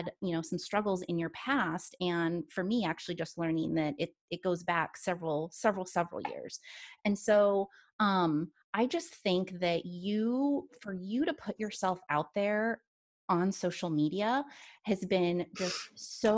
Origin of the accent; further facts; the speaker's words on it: Washington, United States; moved away; I grew up in Washington